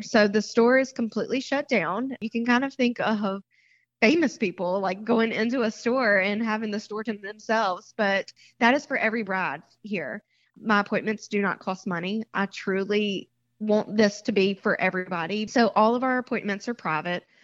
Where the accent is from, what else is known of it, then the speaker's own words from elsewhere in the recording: Mississippi, United States; moved away as an adult; also born or lived in Seacrest, Florida; now in Florida, United States; I was born and raised in Mississippi and was an elementary school teacher there.